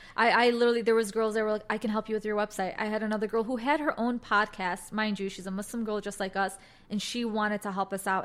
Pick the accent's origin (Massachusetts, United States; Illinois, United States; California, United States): Illinois, United States; Chicago; I was born and raised in Chicago